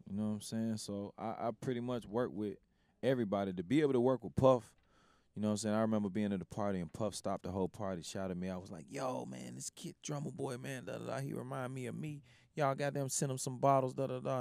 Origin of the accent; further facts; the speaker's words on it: Memphis, Tennessee, United States; coming from Memphis, like, you gotta under, you gotta understand, like, I grew up around …